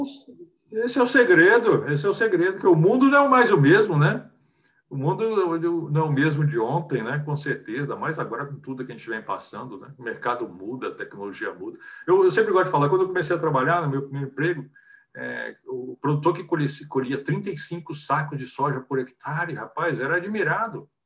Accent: Fortaleza, Ceará, Brazil; moved away; eu nasci em Fortaleza, no Ceará, já tem bastante tempo, eu estou com 64 anos

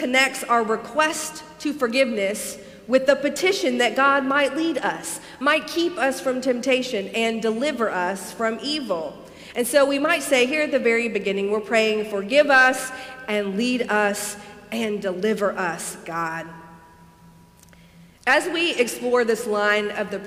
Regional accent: Alabama, United States; moved away; growing up in Alabama

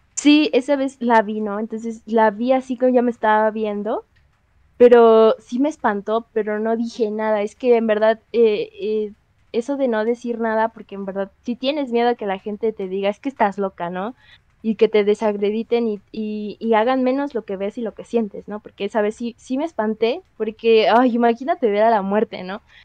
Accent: Xochimilco, Mexico City, Mexico; somos de Xochimilco

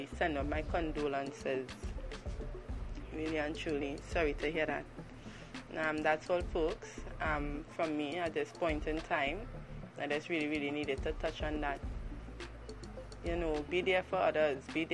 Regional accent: Trinidad & Tobago; in Trinidad and Tobago we have a saying

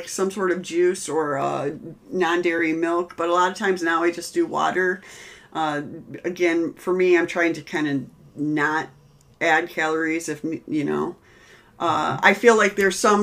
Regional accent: Midwest, United States; we're from the Midwest.

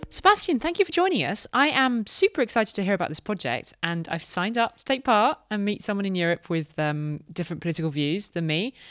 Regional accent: United Kingdom; Dominic and I are both British

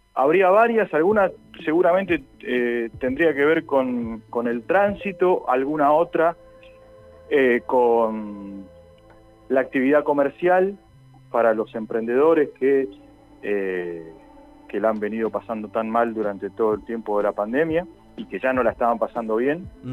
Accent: Castelar, Buenos Aires Province, Argentina; yo soy de acá de Castelar

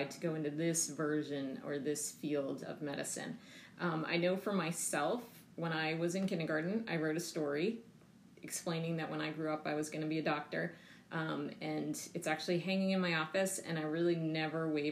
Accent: Connecticut, United States; also born or lived in Massachusetts; I was raised in Connecticut, like I mentioned, and went to undergrad in Massachusetts

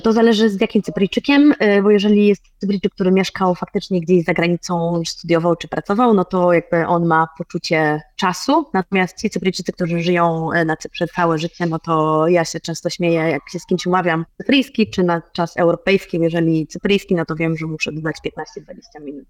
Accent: Poland; now in Cyprus; jestem z Polski

